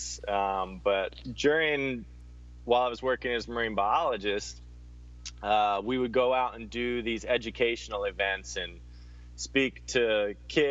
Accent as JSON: {"language": "English", "region": "Hawaii", "country": "United States", "tie": "born or raised there", "said": "I'm from Hawaii, kind of wasn't born here, but grew up here."}